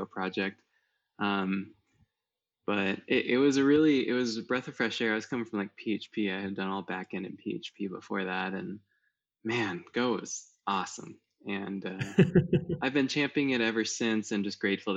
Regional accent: Iowa, United States; growing up in Iowa, kind of in the countryside

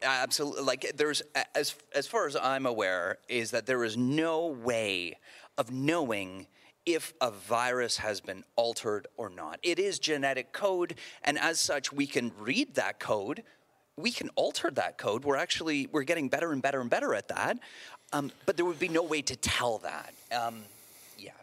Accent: outside Toronto, Ontario, Canada; I grew up outside Toronto

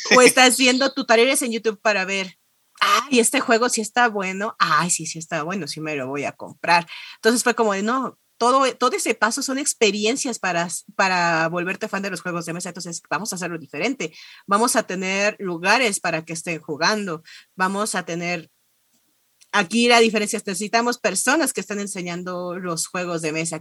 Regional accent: Mexico; vengo de México

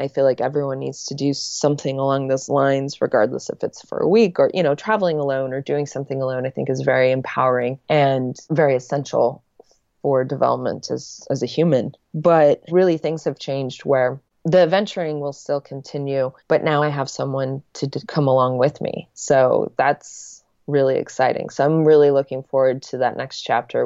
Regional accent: Lincoln, Nebraska, United States; moved away as an adult; also born or lived in Los Angeles; Back in my hometown um, in Lincoln, Nebraska

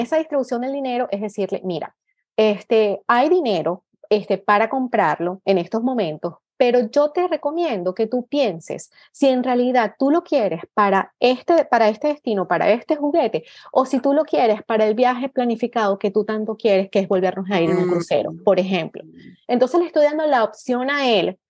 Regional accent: Venezuela; moved away as an adult; now in Canada; vivo en Canadá, soy venezolana, vivo aquí desde hace 13 eh, años

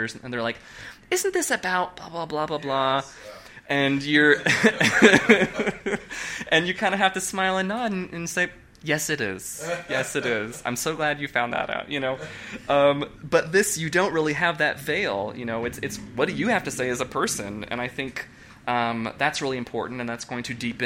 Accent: Nebraska, United States; moved away as an adult; also born or lived in Oklahoma City, Oklahoma; now in New York, United States; I'm from Nebraska. I grew up in a Catholic conservative family.

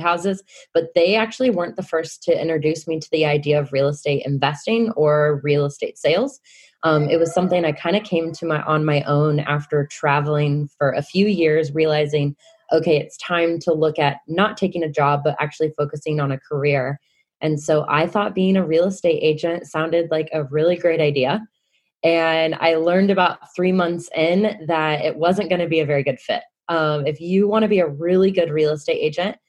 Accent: Kansas City, United States; moved away as an adult; now in Wellington, New Zealand; I'm originally from Kansas City

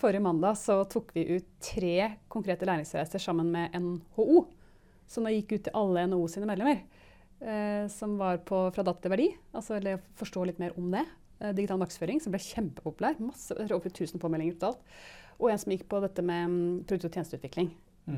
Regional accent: Gol, Buskerud, Norway; moved away; jeg vokste opp på Gol

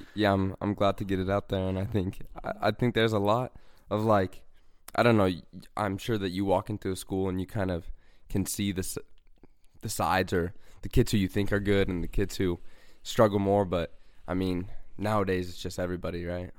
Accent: Bountiful, Utah, United States; I'm from Bountiful, Utah

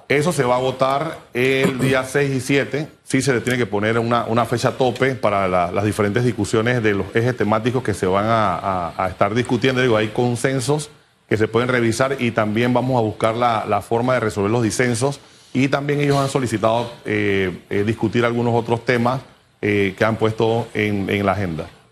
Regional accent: Panama; como panameños

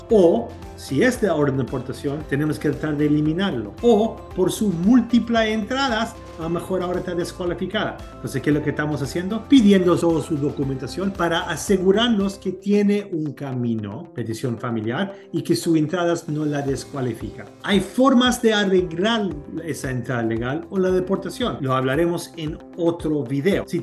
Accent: Chile; now in United States; En los años 80, mi familia nos, nos venimos aquí de Chile, nos dieron una visa de seis meses, visa de turistas.

